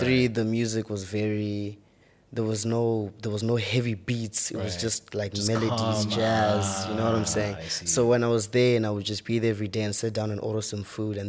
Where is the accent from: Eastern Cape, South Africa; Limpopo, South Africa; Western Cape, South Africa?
Limpopo, South Africa; Polokwane; now in Johannesburg, South Africa; I'm actually from Limpopo.